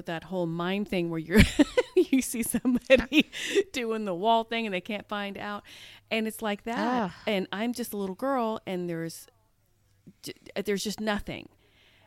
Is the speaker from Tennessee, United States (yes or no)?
no; Topeka, Kansas, United States; now in Dallas-Fort Worth, United States; even though I live in Dallas-Fort Worth area now, I grew up in Topeka, Kansas